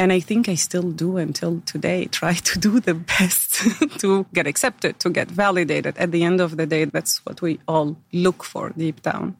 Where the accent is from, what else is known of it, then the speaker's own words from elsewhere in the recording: Algeria; born there; So I was born in Algeria. I'm the eldest of three daughters.